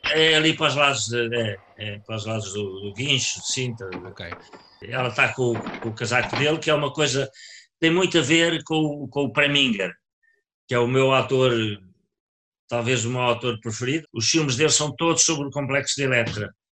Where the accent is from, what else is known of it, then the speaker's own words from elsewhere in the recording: Leiria, Centro, Portugal; moved away; Eu era de Leiria e passava férias na Figueira.